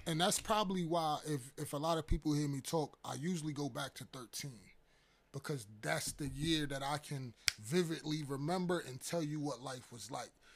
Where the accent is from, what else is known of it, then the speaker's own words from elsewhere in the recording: New York City, New York, United States; I'm originally from Harlem, New York